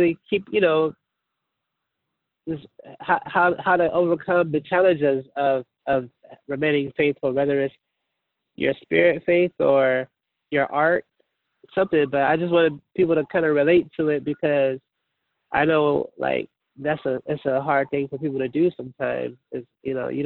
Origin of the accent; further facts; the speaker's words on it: Portland, Oregon, United States; I'm from Portland, Oregon, born and raised